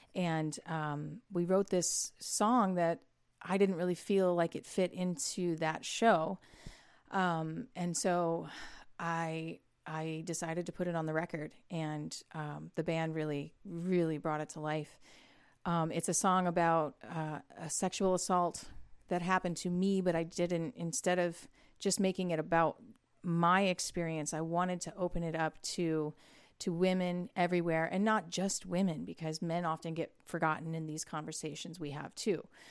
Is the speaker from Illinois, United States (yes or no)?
no; Toledo, Ohio, United States; moved away as an adult; now in Nashville, United States; I grew up in Northwest Ohio in the Toledo area, like Sandusky, Port Clinton, Cedar Point.